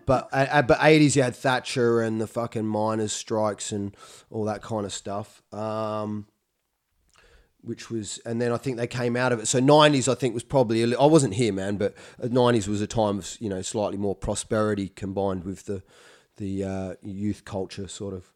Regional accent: Adelaide, South Australia, Australia; moved away as an adult; also born or lived in Melbourne / Edinburgh; now in United Kingdom; where I grew up in Adelaide

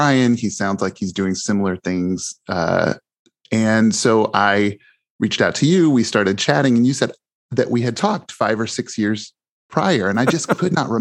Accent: Mishawaka, Indiana, United States; I grew up in Mishawaka, Indiana, which is close to South Bend

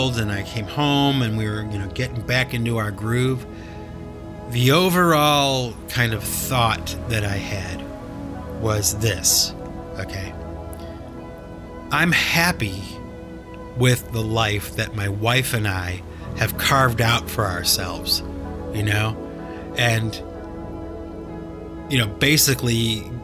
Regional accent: Cleveland, Ohio, United States; moved away; I had to travel back to Cleveland, my hometown

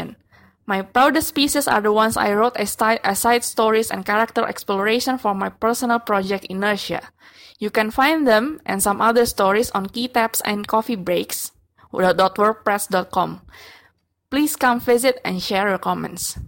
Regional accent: Jakarta, Indonesia; from Jakarta, Indonesia

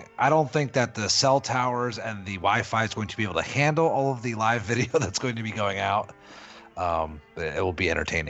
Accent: New Jersey, United States; born or raised there

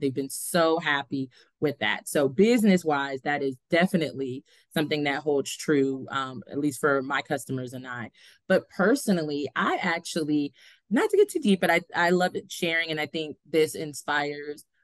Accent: Largo, Florida, United States; also born or lived in Pittsburgh, Pennsylvania; now in Tallahassee, United States; I grew up actually in Largo, Florida

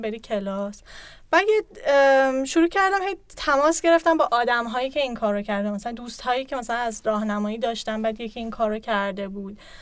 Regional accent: Tehran, Tehran Province, Iran; moved away; متولد 1369 تهران به دنیا اومدم از طرف پدرم تهرانی هم کلا بعد اینکه جاهای مختلفی زندگی کردم تقریبا نصف زندگیم رو ایران زندگی کردم

